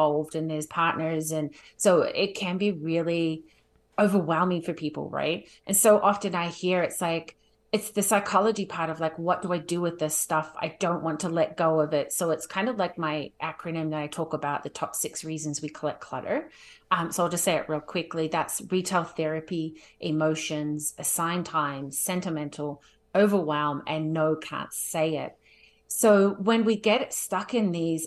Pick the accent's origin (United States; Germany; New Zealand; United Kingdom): New Zealand; now in Calgary, Canada; I'm originally from New Zealand. I'll be short and sweet, but now I live in Calgary